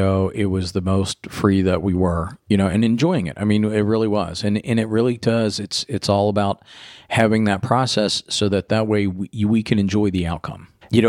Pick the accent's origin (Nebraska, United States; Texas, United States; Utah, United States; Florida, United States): Florida, United States; Growing up in Florida, and they got hit with the side skirted a couple times with hurricanes, and having the power outages and everything else.